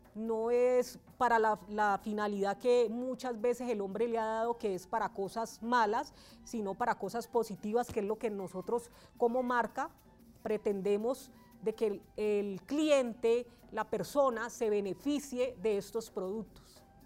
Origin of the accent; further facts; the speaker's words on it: Valle del Cauca, Colombia; moved away as an adult; now in Bogotá, Colombia; soy oriunda del Valle del Cauca. Llego a la ciudad de Bogotá en el año 2009